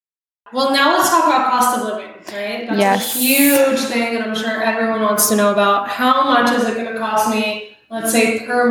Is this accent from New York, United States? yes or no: yes; New York, United States; moved away as an adult; now in Puerto Vallarta, Mexico; I'm from New York.